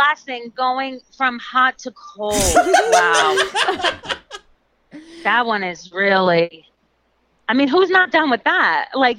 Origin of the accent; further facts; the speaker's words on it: Glen Rock, New Jersey, United States; I'm from Glen Rock.